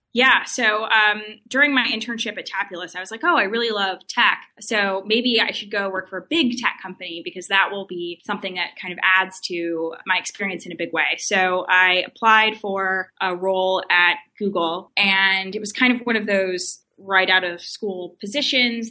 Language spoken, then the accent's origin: English; Glendale, California, United States; moved away as an adult; also born or lived in Stanford; originally, I'm from uh, Glendale, which is kind of a suburb of Los Angeles. I grew up there pretty much all my life